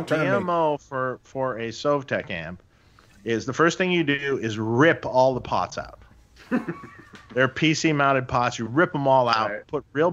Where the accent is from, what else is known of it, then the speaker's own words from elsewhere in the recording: Detroit, Michigan, United States; Doug and I grew up in Detroit together.